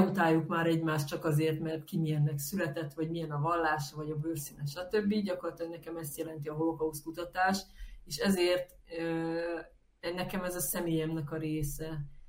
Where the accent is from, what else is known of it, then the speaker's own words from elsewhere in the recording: Hungary; én, mint magyar ember